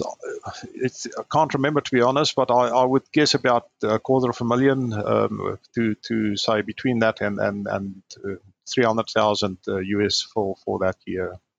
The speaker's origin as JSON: {"language": "English", "country": "Namibia", "tie": "born or raised there", "also_born_or_lived": "Stellenbosch, South Africa", "moved": "yes", "lives_now": "Brisbane, Australia", "said": "I grew up in Namibia, which is in Africa, north of South Africa. That's where I grew up."}